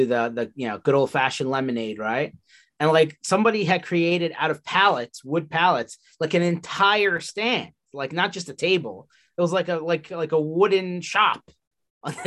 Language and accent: English; Philadelphia, Pennsylvania, United States; In Philadelphia, where I come from